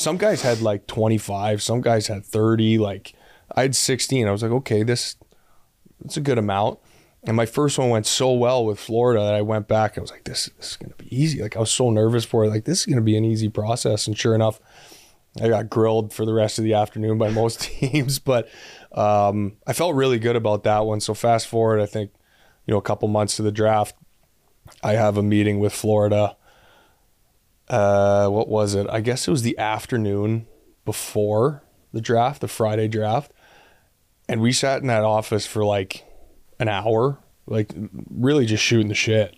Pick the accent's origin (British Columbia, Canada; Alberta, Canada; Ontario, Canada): Ontario, Canada; Ottawa; now in Columbus, United States; I'm from Ottawa and nobody I grew up with ever saw me play there